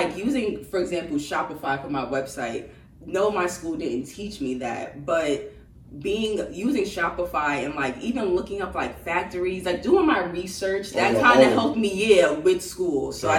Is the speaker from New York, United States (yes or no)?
yes; New York City, New York, United States; I am a designer from New York, from Queens